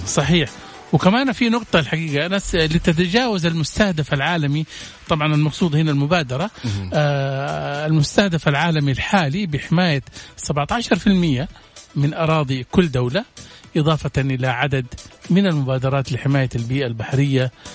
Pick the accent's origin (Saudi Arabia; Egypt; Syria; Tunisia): Saudi Arabia; عندنا في السعوديه